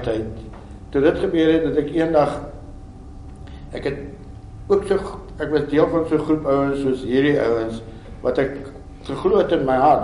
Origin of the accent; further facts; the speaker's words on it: South Africa; ek is 'n boer man ek is Afrikaner